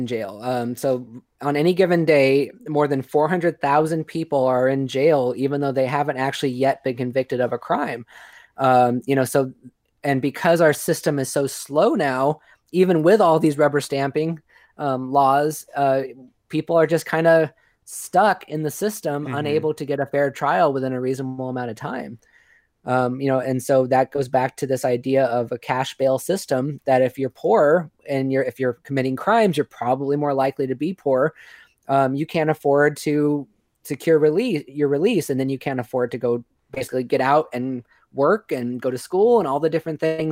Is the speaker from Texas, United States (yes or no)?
no; Modesto, California, United States; my hometown in California, this is Modesto